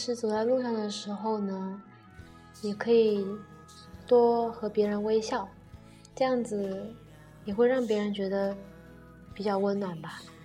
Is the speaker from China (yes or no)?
yes; Nanchang, Jiangxi, China; 他又问我是哪里的人，然后我说我是南昌的